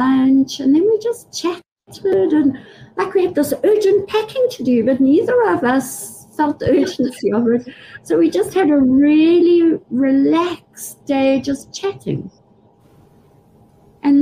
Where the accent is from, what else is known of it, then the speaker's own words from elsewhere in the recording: United Kingdom; I'm British